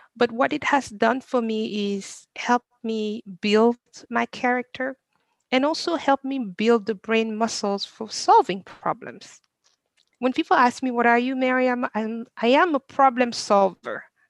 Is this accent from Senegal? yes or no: yes; Senegal; moved away as an adult; now in United States; I was born and raised in Senegal. I come to I came to the US when I was um, 19